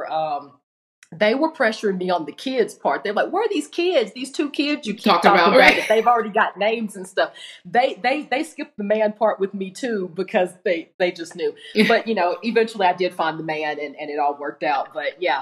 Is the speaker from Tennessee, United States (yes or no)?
yes; Tennessee, United States; moved away as an adult; now in Arizona, United States; I'm originally from Tennessee and I had moved here on my own.